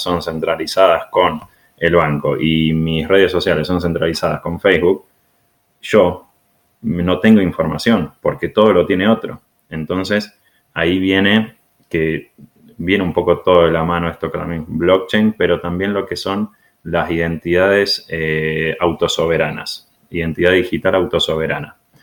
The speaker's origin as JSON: {"language": "Spanish", "country": "Argentina", "moved": "yes", "said": "venimos de Argentina nosotros dos"}